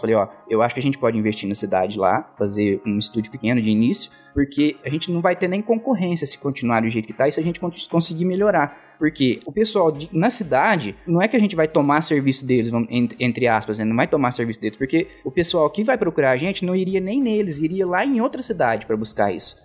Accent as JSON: {"language": "Portuguese", "town": "Guaíra", "region": "São Paulo", "country": "Brazil", "tie": "born or raised there", "moved": "yes", "said": "Guaíra, que é minha cidade natal"}